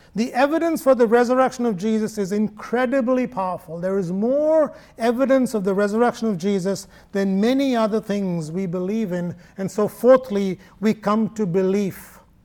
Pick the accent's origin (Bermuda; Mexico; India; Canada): India; Kerala; moved away; Thomas, St. Thomas, came to my home state in AD 52